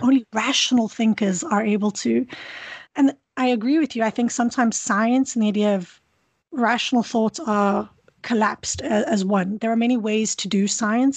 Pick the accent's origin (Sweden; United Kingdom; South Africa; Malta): South Africa; now in Kingston, Canada; I grew up in South Africa where there's a lot of a lot of beauty